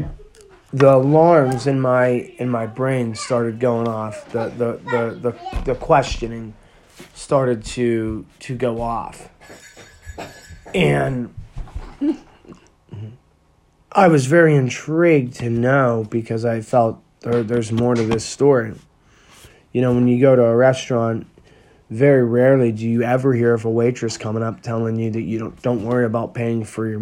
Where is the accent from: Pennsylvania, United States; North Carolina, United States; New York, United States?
Pennsylvania, United States; I'm from, you know, Pennsylvania